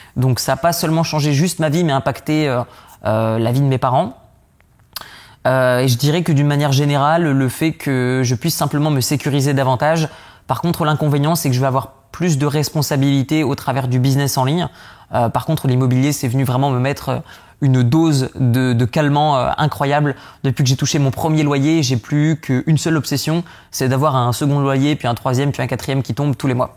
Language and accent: French; the North, Hauts-de-France, France; je viens du Nord